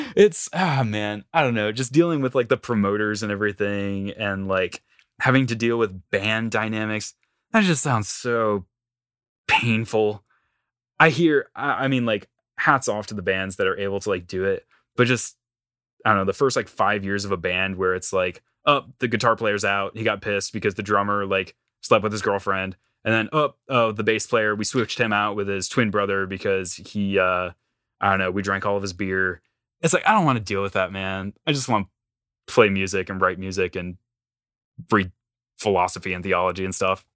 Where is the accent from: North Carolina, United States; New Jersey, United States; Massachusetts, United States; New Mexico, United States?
North Carolina, United States; moved away as an adult; also born or lived in Illinois; I am born and raised in down south, North Carolina